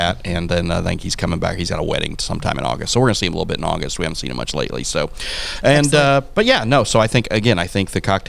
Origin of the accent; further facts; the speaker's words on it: Missouri, United States; moved away as an adult; now in Quincy, United States; I'm always going to be a kid from Missouri because I'm a kid from Missouri.